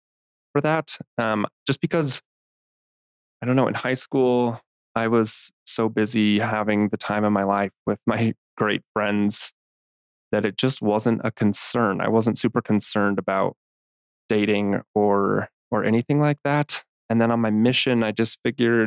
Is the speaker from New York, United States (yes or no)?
no; Salt Lake City, Utah, United States; I was born and raised here in Salt Lake City, grew up in the church.